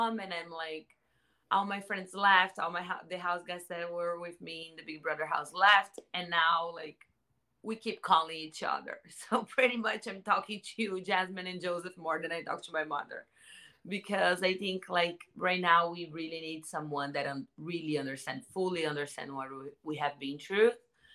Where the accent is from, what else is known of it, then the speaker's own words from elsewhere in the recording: Santos, São Paulo, Brazil; now in Los Angeles, United States; I am from Santos, São Paulo, in Brazil. I live in LA.